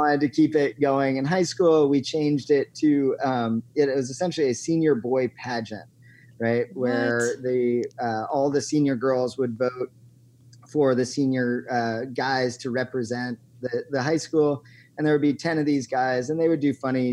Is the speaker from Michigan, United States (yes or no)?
no; Eugene, Oregon, United States; my hometown, Eugene, Oregon